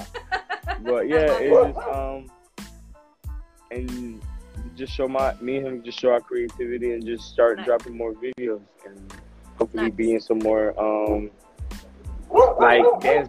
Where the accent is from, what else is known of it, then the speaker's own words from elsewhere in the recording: Orlando, Florida, United States; moved away; I'm from Orlando.